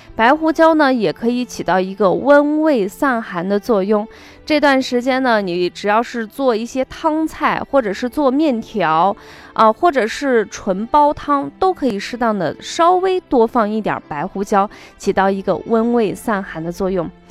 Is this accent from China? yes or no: yes; China; 我们中国人